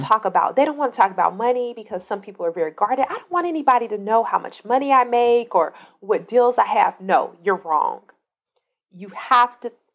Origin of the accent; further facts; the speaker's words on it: Compton, California, United States; I'm from Compton